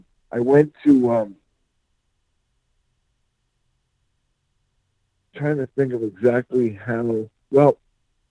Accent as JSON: {"language": "English", "town": "Philadelphia", "region": "Pennsylvania", "country": "United States", "tie": "born or raised there", "moved": "yes", "lives_now": "Covington, United States", "said": "I am from Philadelphia, Pennsylvania"}